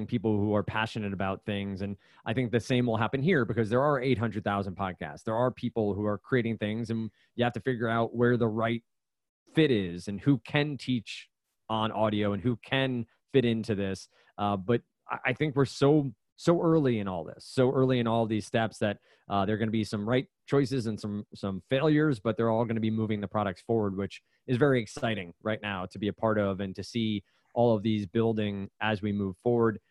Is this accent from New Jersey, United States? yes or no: yes; New Jersey, United States; moved away as an adult; also born or lived in Brooklyn; now in Boston, United States; I grew up in New Jersey. I lived up here for for five years now.